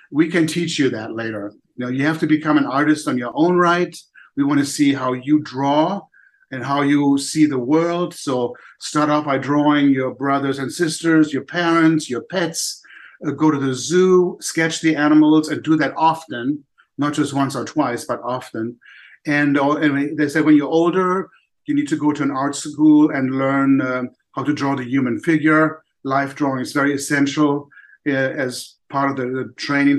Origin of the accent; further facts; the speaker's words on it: Germany; also born or lived in Poland; now in United States; I was born in Poland. I don't remember anything about that part of my life, because my parents, with me and my older sister, escaped to Germany, to West Germany, when I was 1 year old. So, of course, I don't recall that. But then growing up in Germany